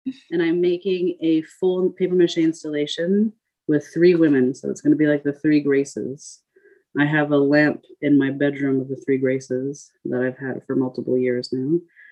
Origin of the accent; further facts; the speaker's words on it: Paris, Île-de-France, France; moved away; I grew up in Paris, where I lived on one of the islands